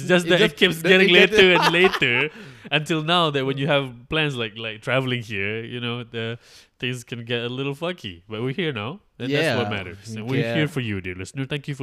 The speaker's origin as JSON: {"language": "English", "country": "Malaysia", "said": "I am from Malaysia."}